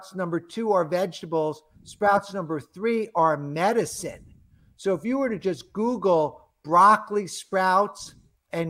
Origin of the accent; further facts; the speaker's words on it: New York, United States; I'm from New York.